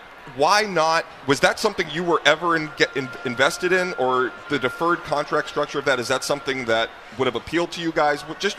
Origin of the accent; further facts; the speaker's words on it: Boston, Massachusetts, United States; Just from my perspective, growing up in Boston, you know, being an observer and fan of the Red Sox my whole life